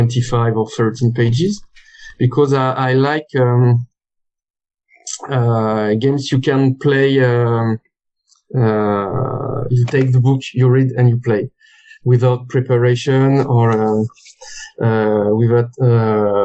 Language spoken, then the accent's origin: English; France; accent: French; English is a second language; also born or lived in Lyon; So I'm French. My accent is speaking for me